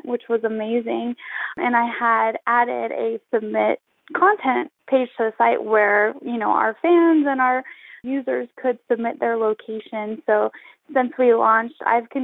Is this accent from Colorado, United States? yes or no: yes; Colorado, United States; moved away as an adult; also born or lived in Arizona; back to my home state of Colorado